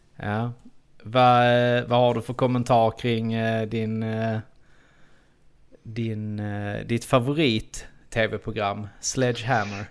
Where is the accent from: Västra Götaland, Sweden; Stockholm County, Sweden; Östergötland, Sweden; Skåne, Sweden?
Skåne, Sweden; Trelleborg; accent: Skånska; vi är ju trelleborgare in i benmärgen